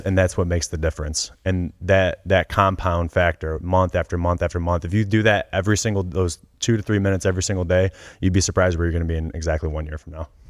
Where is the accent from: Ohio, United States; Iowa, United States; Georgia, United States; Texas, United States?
Ohio, United States; Cleveland; I grew up in Cleveland